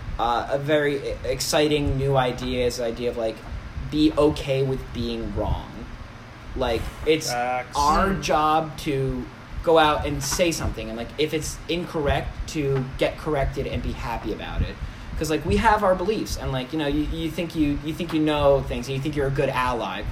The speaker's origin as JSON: {"language": "English", "town": "Oceanport", "region": "New Jersey", "country": "United States", "said": "The best thing to come out of Oceanport, New Jersey, is us"}